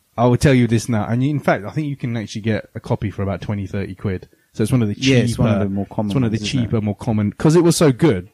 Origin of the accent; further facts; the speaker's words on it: England, United Kingdom; being English, well, English slash British slash lala